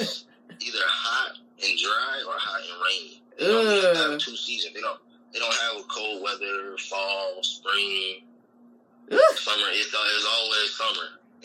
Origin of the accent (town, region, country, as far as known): United States; moved away as an adult; now in Bangkok, Thailand